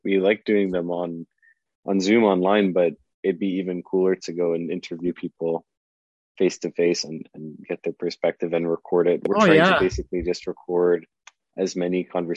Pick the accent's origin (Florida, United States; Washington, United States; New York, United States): Florida, United States; South; moved away; I grew up in South Florida